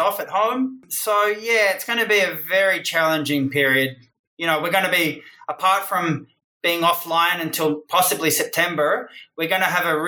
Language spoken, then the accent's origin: English; Australia; moved away; I'm Australian and I had a career in Australia